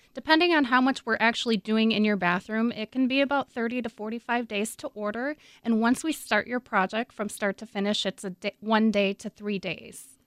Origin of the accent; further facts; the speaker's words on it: Minnesota, United States; I'm from Minnesota